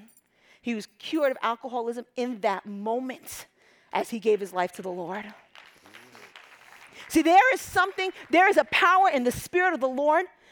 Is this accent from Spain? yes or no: no; Egypt; moved away; I'm from Egypt